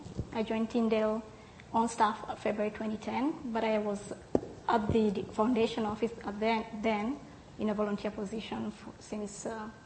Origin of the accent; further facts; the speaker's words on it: Kenya; moved away as an adult; now in Canada; I was a new immigrant in 2009, and when I came here as a volunteer person in September 2009, I found a family here that was ready to accept me from wherever I came from Kenya